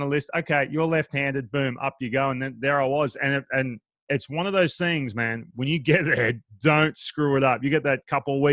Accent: Australia; moved away; I grew up in Australia

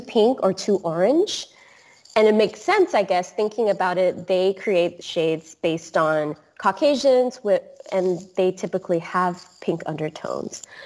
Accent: Singapore; I grew up in Singapore.

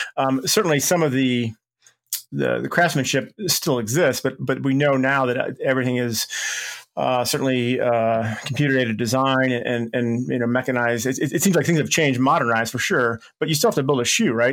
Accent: Chicago, Illinois, United States; moved away; went back to my hometown of Chicago

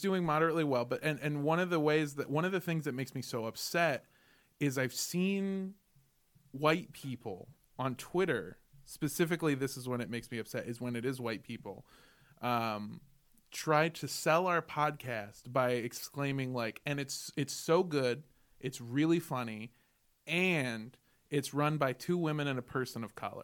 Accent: Los Angeles, California, United States; also born or lived in Indio, California; I grew up in Los Angeles. I went to schools in Los Angeles

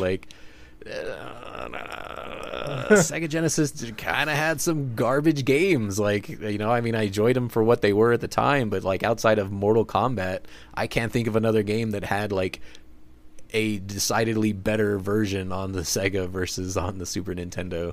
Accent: United States; we're American

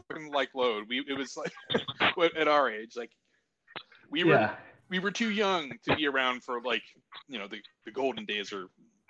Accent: northern central Pennsylvania, United States; I grew up in a small like city in the middle of Pennsylvania, like northern central Pennsylvania. There wasn't a big music scene or anything there.

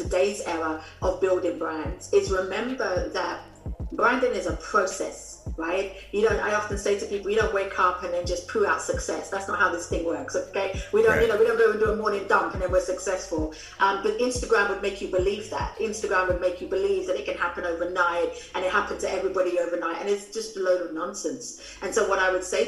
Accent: London, United Kingdom; also born or lived in New York City; I was born in London, UK, as you can tell from the accent

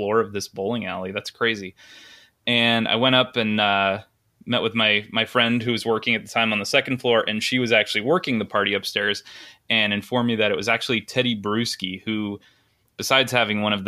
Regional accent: Boston, Massachusetts, United States; I grew up in the Boston area and I was going to college there

